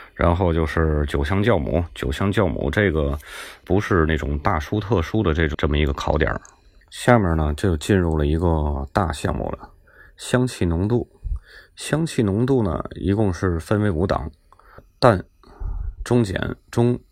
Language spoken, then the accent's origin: Chinese; Tianjin, China; accent: Tianjin; 听我口音，大家应该能听出来，我是天津人。 土生土长的天津人，天津人说话爱唠叨